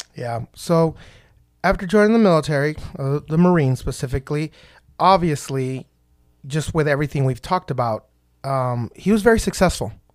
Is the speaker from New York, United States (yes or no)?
no; Texas, United States; I'm from Texas